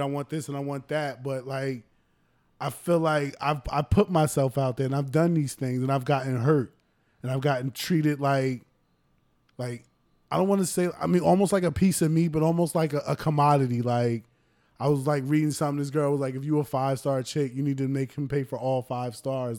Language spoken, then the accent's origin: English; United States; us being Americans